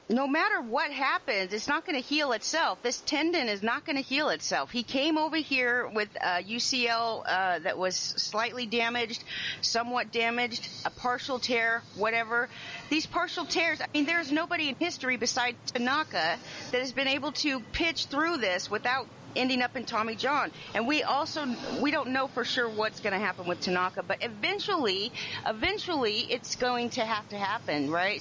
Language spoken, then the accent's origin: English; Southern California, United States; I grew up in Southern California, and we lived very close to Palm Springs